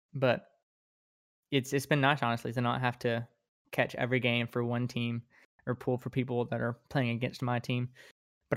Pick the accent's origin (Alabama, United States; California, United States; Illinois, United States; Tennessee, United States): Alabama, United States; Birmingham; now in Tuscaloosa, United States; I grew up in Birmingham. I live in Tuscaloosa right now